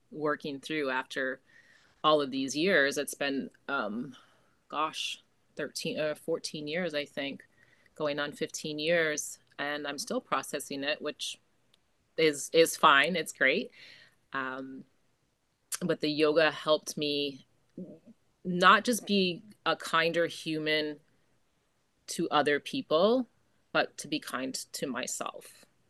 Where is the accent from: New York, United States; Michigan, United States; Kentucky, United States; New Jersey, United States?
New York, United States; Jamestown; moved away as an adult; also born or lived in Hudson Valley, New York / Beacon, New York / Fishkill, New York; now in Jupiter, United States; I am from New York originally, born and raised in Jamestown, which is just southwest of Buffalo